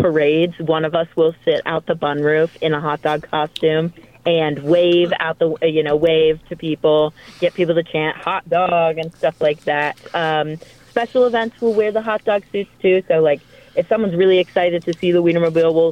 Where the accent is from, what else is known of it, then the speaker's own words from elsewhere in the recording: Atlanta, Georgia, United States; moved away; I'm from Atlanta, Georgia